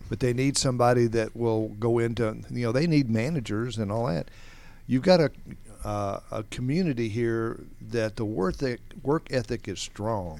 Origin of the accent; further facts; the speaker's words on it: Atlanta, Georgia, United States; Growing up around Atlanta area, everything is at least a half an hour away